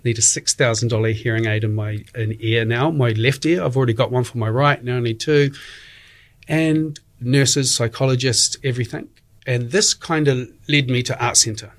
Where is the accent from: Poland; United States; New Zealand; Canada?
New Zealand; Dunedin, Otago; moved away as an adult; also born or lived in Australia / England / Istanbul / Sydney; I'm originally from Dunedin. I left when I was 21